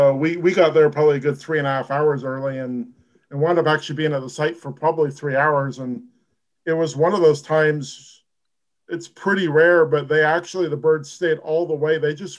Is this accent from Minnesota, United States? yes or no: no; Eugene, Oregon, United States; I grew up in Eugene, Oregon.